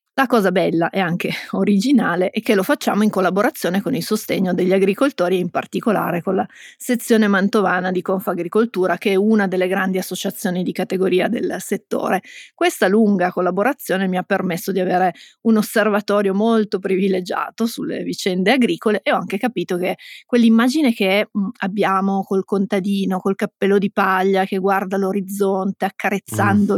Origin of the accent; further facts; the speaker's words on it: Piedmont, Italy; siamo piemontesi